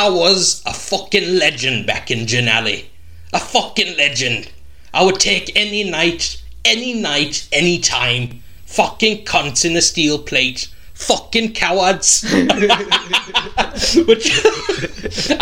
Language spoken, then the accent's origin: English; South Africa; I was in South Africa